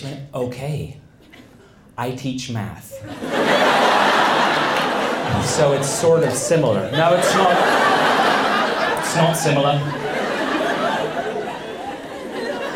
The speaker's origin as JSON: {"language": "English", "country": "Australia", "moved": "as an adult", "lives_now": "United States", "said": "I'm from Australia"}